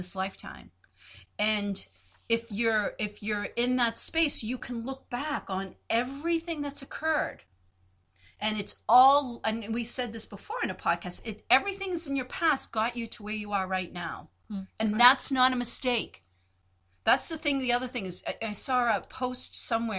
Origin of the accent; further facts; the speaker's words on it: Boston, Massachusetts, United States; accent: Boston; my Boston accent